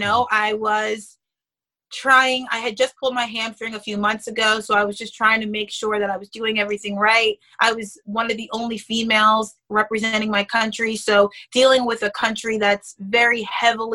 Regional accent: New York City, New York, United States; moved away; I was born in Queens

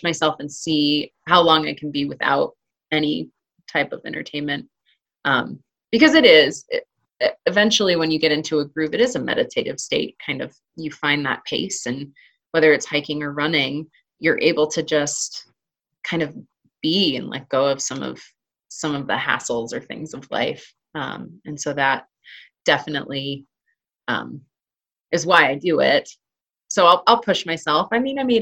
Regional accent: Arizona, United States; now in Colorado, United States; growing up in Arizona

